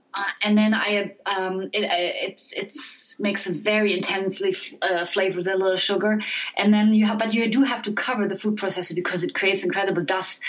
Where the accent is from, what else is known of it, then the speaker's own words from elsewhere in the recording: Frankfurt, Hesse, Germany; my hometown, Frankfurt